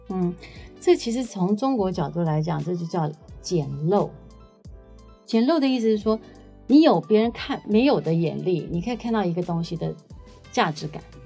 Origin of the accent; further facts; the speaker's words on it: Taiwan; 我们台湾人